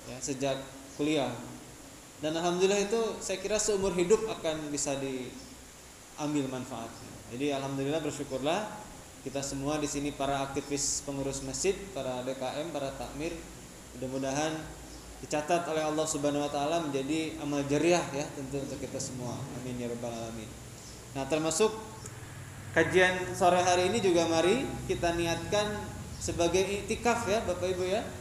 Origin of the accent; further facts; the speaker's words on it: Tasikmalaya, West Java, Indonesia; moved away as an adult; also born or lived in Yogyakarta; kemudian ketika keluar daerah saya dari Tasikmalaya kemudian ke Jogja semenjak